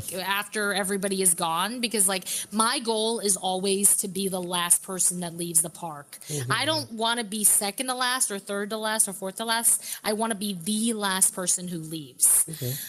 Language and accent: English; New York, United States; I'm from New York